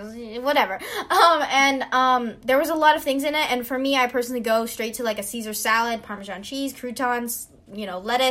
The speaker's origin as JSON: {"language": "English", "region": "Hawaii", "country": "United States", "said": "I am from Hawaii"}